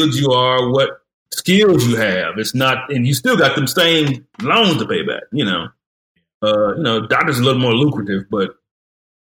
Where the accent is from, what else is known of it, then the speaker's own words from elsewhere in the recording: Detroit, Michigan, United States; now in Fort Worth, United States; just a normal kid growing up in Detroit, Michigan